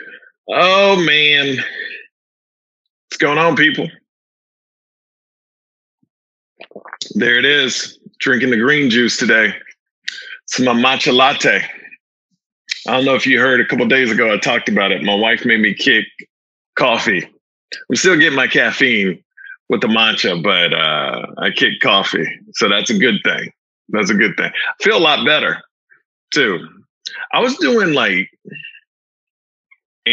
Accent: Houston, Texas, United States; moved away; I'm from Houston, Texas.

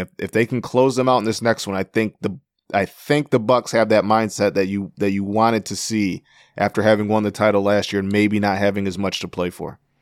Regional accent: Flint, Michigan, United States; my hometown of Flint

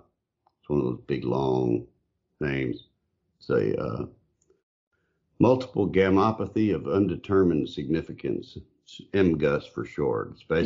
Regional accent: Grayson County, Texas, United States; I grew up in Grayson County.

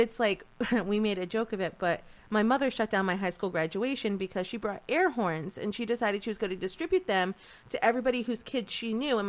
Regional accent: southeastern Connecticut, United States; But I think this area, having grown up here, I didn't realize how beautiful and what a valuable area this was until I left this area. And then I came back and I was like, yeah, I like where I'm from.

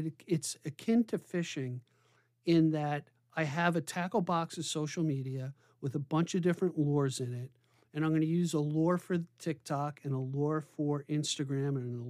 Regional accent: New York, United States; I'm from New York and that's what we do.

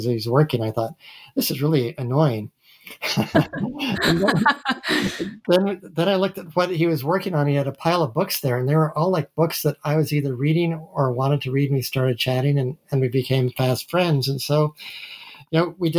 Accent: Massachusetts, United States; moved away as an adult; also born or lived in Utah / Iowa; I was born in Utah. I grew up in Massachusetts

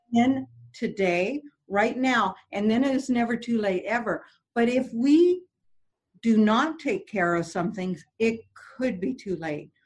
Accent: Canada; I'm French Canadian

